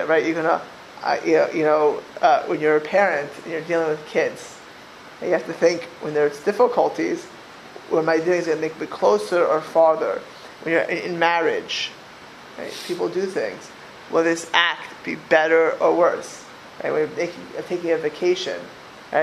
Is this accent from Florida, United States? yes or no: yes; Miami Beach, Florida, United States; I grew up in Miami Beach, Florida